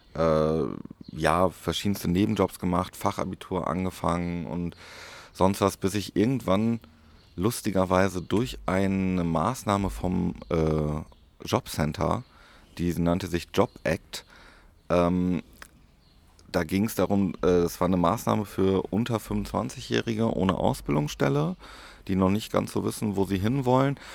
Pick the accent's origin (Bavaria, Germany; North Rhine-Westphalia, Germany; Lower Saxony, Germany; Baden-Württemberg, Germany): North Rhine-Westphalia, Germany; Paderborn; in Paderborn, meiner Heimat